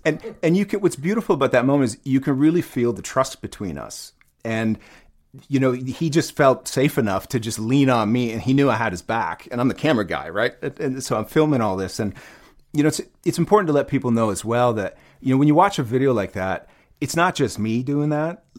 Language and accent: English; Ottawa, Ontario, Canada; I grew up in Ottawa, Canada